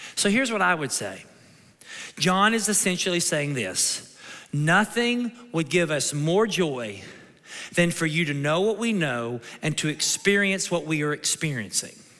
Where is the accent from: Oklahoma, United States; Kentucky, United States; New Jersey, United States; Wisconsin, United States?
Kentucky, United States; moved away; my mom and dad, we're from Kentucky